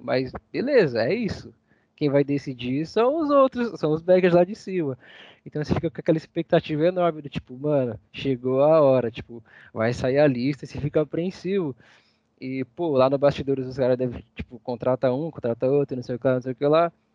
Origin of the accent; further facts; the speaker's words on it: Barra Funda, São Paulo, Brazil; minha quebrada, né? Barra Funda, lugar que eu amo demais